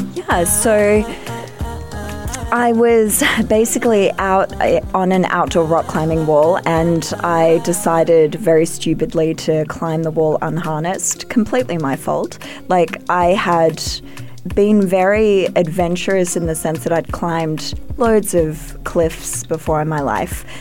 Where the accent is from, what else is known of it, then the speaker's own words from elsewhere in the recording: Australia; I'm an Australian